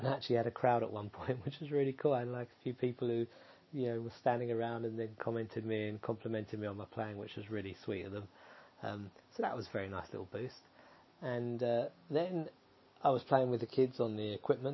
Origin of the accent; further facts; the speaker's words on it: Essex, East of England, United Kingdom; moved away; I was raised in Essex